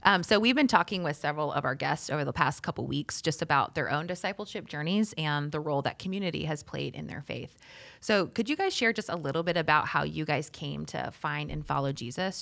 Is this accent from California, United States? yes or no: no; Charlotte, North Carolina, United States; I'm also from Charlotte, born and raised.